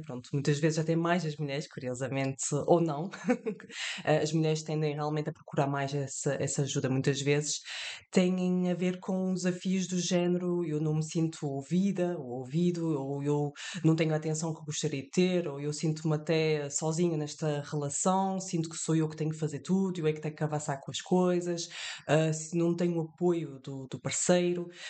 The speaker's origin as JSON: {"language": "Portuguese", "country": "France", "tie": "born or raised there", "moved": "yes", "said": "estou de viagem entre França e Portugal eu e os meus pais, eu nasci em França, e uh, todos os anos nós vínhamos de férias a Portugal"}